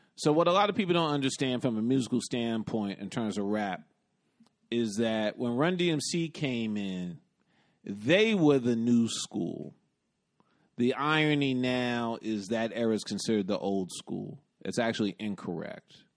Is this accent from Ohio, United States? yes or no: no; New York City, New York, United States; also born or lived in Bronx / Brooklyn; I grew up in the West Village, though I d, also did a stint in the Bronx, and now I live in Brooklyn